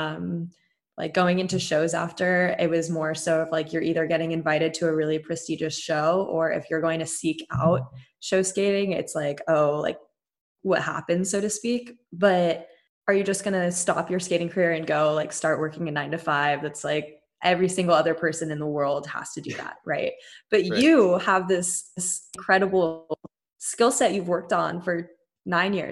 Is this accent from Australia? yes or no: no; United States; an amusement park in my hometown, Great America